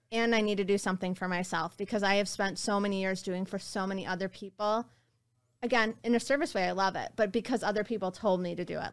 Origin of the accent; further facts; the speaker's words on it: West Bloomfield, Michigan, United States; growing up in West Bloomfield